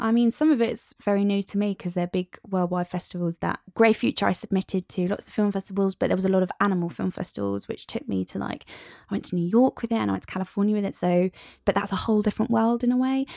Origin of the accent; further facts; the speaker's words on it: United Kingdom; we're British